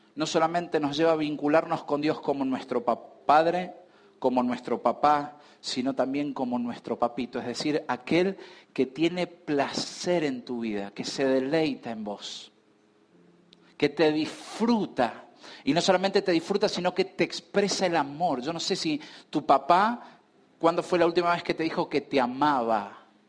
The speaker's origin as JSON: {"language": "Spanish", "country": "Argentina", "said": "Nosotros hoy estamos como argentinos"}